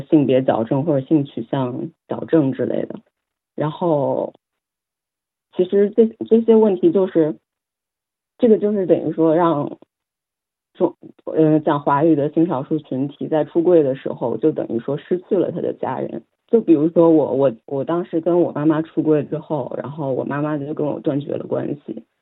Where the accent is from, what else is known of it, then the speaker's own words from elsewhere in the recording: China; now in Sydney, Australia; 我来自中国